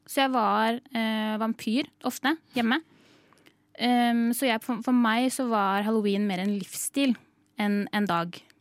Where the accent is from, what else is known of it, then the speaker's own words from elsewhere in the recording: Sande, Vestfold, Norway; er fra Sande i Vestfold. Jeg er fra Vestfold.